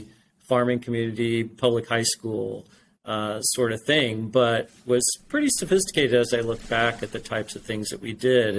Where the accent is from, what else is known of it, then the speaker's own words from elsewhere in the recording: Indiana, United States; I grew up in Indiana, kind of in the middle of Indiana, about 30, 45 miles northeast of Indianapolis. It's a small farming community